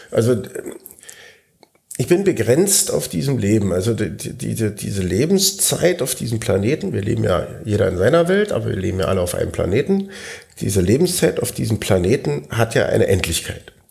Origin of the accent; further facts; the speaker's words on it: Berlin, Germany; wenn sie merken, ich komme aus Berlin, hört man das? Ja, minimal.